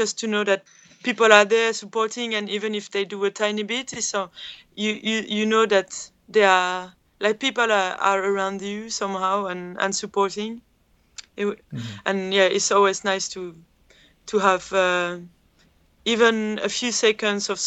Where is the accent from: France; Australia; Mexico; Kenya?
France; Calais, Hauts-de-France; Calais, mm-hmm. which is my hometown